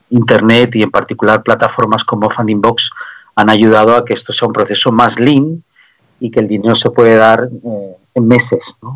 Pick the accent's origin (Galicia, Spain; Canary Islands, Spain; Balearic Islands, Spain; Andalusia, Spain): Canary Islands, Spain; born there; also born or lived in Germany / Belgium / France / Denmark; mis padres eh, son hindúes que tuvieron que irse de Pakistán en la partición, emigraron y yo nací en Canarias. Entonces soy el primero de la generación que nació en España.